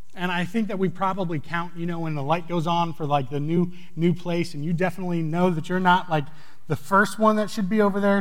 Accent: New England, United States; moved away; I grew up in New England

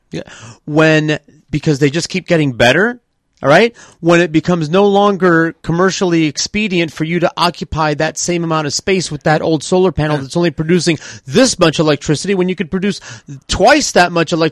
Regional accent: Libby, Montana, United States; They're dead know, they did the same thing in my, my hometown of Libby, Montana.

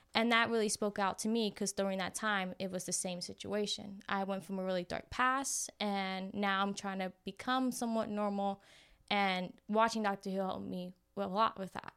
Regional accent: New Jersey, United States; moved away; I am originally from Jersey.

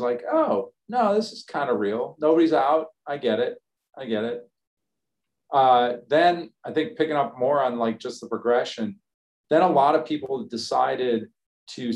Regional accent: Chicago, Illinois, United States; now in Texas, United States; I grew up in Chicago

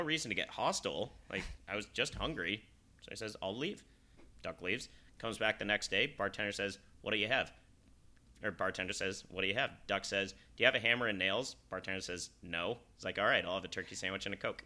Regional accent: Salt Lake City, Utah, United States; I'm from Salt Lake City

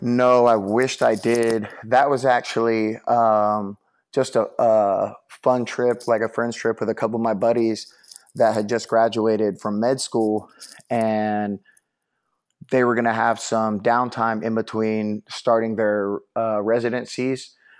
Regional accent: Corpus Christi area, Texas, United States; moved away as an adult; now in Houston, United States; my hometown where I went to kindergarten all the way through high school

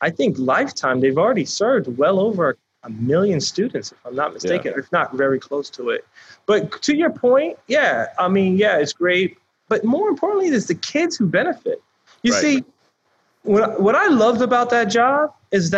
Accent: Lauderdale Lakes, Florida, United States; I grew up in Lauderdale Lakes, the poorest zip code in Broward County

